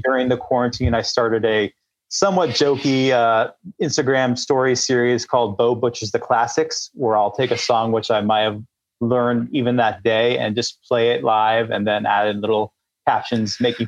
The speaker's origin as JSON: {"language": "English", "region": "California", "country": "United States"}